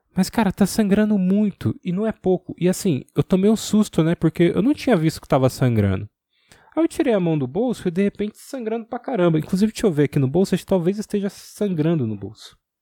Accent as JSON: {"language": "Portuguese", "area": "ABC region", "region": "São Paulo", "country": "Brazil", "also_born_or_lived": "Santo André", "said": "Eu sou do ABC"}